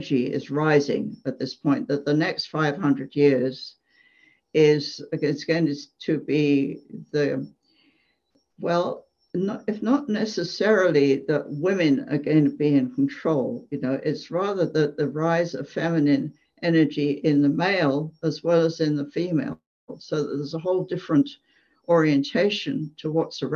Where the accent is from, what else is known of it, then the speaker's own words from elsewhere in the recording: England, United Kingdom; moved away as an adult; I grew up in England, and as a child, I used to play on my grandparents' farm